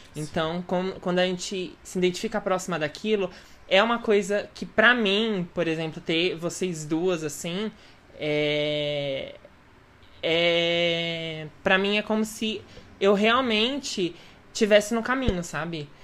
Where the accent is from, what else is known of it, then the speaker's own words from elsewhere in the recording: São Paulo, Brazil; nascida e crescida assim no centro de São Paulo